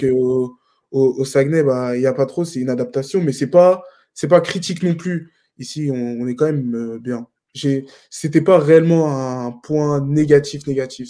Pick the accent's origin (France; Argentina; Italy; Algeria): France; moved away as an adult; also born or lived in Fontenay-sous-Bois, France; now in Jonquière, Canada; nous, les Français, même si on vient d'Europe